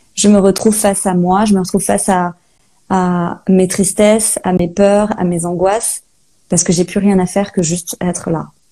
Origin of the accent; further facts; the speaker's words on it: Saint-Malo, Brittany, France; moved away as an adult; also born or lived in Australia; now in Rennes, France; je suis Malouine de Saint-Malo. Euh, voilà, j'ai grandi là-bas.